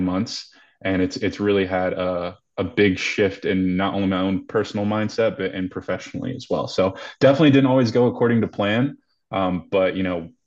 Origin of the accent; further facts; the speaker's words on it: Greensboro, North Carolina, United States; moved away as an adult; now in Denver, United States; I'm born and raised in Greensboro, North Carolina. So I've been a Carolina boy all my life.